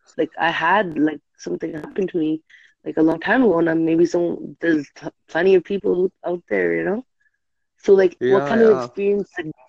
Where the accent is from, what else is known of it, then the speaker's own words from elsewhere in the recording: Canada; I'm from Canada. No, I'm from Canada.